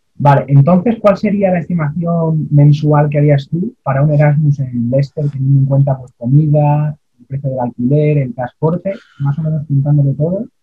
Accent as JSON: {"language": "Spanish", "country": "Spain", "said": "nuestro país, España, los españoles, al menos los universitarios"}